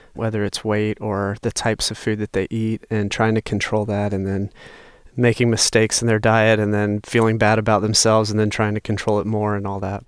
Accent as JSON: {"language": "English", "region": "North Carolina", "country": "United States", "tie": "born or raised there", "said": "growing up in North Carolina"}